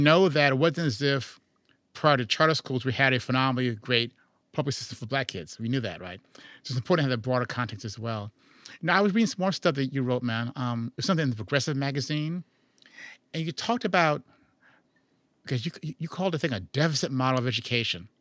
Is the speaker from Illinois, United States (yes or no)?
yes; Chicago, Illinois, United States; I'm from Chicago